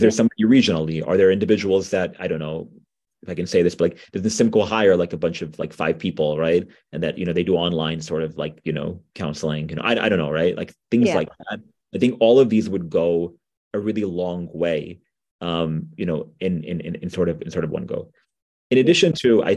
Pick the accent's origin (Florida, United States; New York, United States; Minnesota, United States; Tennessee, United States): New York, United States; I'm from New York, like folks may have figured out. And so we have, you know, really, really good food here